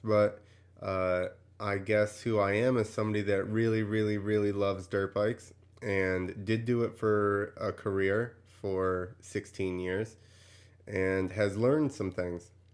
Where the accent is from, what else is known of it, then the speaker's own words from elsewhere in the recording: New Jersey, United States; I grew up in New Jersey